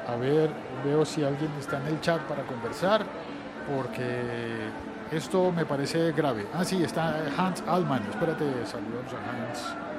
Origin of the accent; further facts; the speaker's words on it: Colombia; En el mío, en mi país, en Colombia